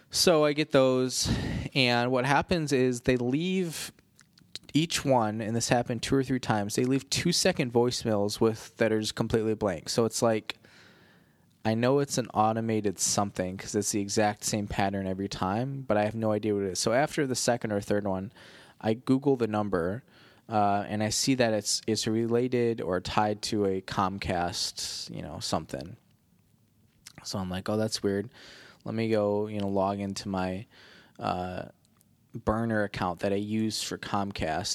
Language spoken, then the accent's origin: English; Midwest, United States; accent: Midwestern; also born or lived in Baltimore; now in Chicago, United States; People always make fun of the way I say sorry 'cause of my Midwestern accent